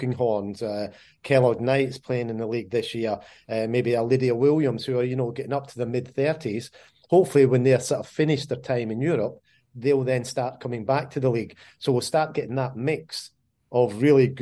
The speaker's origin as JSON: {"language": "English", "region": "Scotland", "country": "United Kingdom", "said": "I'm Scottish"}